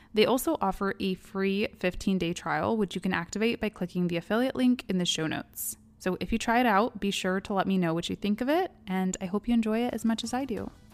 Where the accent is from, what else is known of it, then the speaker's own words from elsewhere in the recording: Kalamazoo, Michigan, United States; now in Detroit, United States; Kalamazoo, Michigan, my hometown